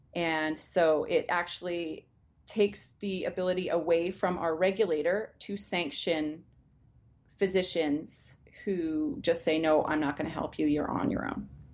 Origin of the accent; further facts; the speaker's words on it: Alberta, Canada; I grew up in Alberta. I was born here. I've lived the vast majority of my life here